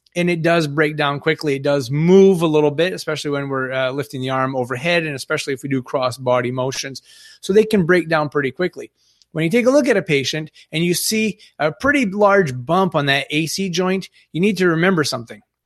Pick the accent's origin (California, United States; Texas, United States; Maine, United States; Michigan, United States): Maine, United States; Northern; I'm from Northern Maine. We have a little el, more elderly population up here.